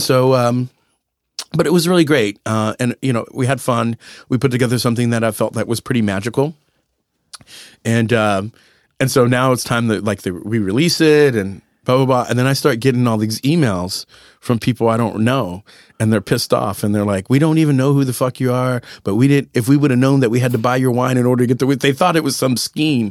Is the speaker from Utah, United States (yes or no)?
no; San Antonio, Texas, United States; moved away; I grew up in San Antonio eating breakfast tacos